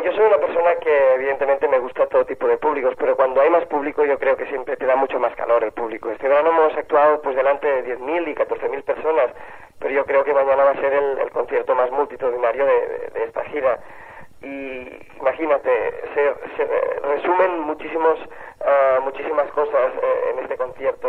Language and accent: Spanish; Sabadell, Catalonia, Spain; mi infancia en Sabadell